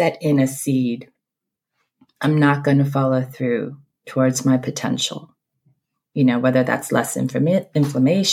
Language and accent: English; East Coast, United States; also born or lived in Seoul, South Korea; I'm originally from South Korea, born in Seoul. Grew up mostly on the East Coast, but lived all over this country